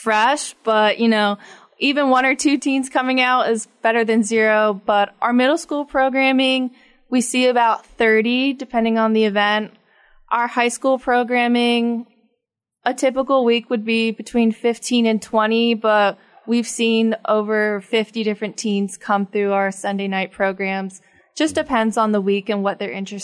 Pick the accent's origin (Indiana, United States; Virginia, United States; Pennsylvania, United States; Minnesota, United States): Pennsylvania, United States; Carlisle; also born or lived in Bethlehem, Pennsylvania; I was born and raised in Carlisle, where I attended St. Patrick School and Church.